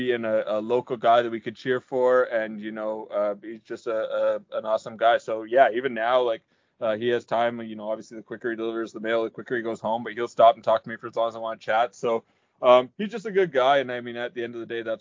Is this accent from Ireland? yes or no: no; Peterborough, Ontario, Canada; born or raised there